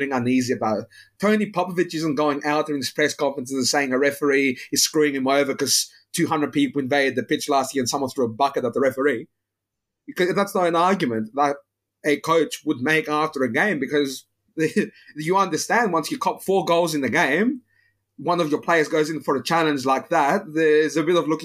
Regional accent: Greece; now in Australia; I grew up in Greece

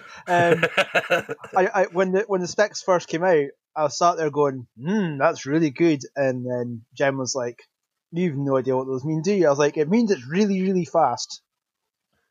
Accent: Scotland, United Kingdom; accent: Scottish; I am very Scottish. The accent may give it away

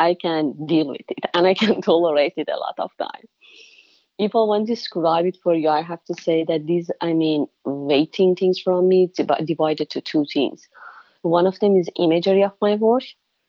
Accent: Iran; English is a second language; moved away as an adult; now in United States; I'm from Iran.

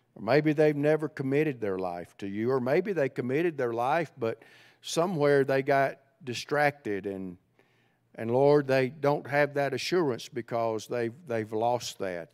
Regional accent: central Alabama, United States; accent: Southerner; moved away as an adult; also born or lived in Cleveland, Tennessee / Ohio; I grew up in central Alabama

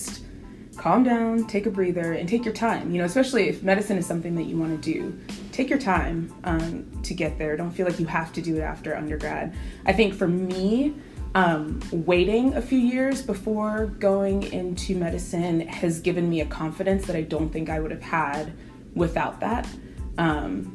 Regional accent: North Carolina, United States; I grew up in North Carolina. This has pretty much been home.

